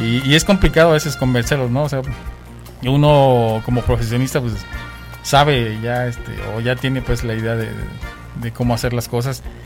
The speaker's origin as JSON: {"language": "Spanish", "country": "Mexico", "also_born_or_lived": "Vancouver", "moved": "yes", "said": "nosotros como latinos digo y como mexicanos"}